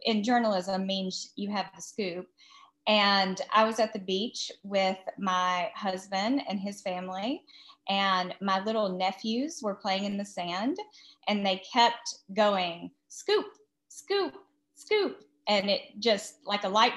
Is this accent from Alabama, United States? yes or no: yes; Huntsville, Alabama, United States; also born or lived in New York; I grew up in Huntsville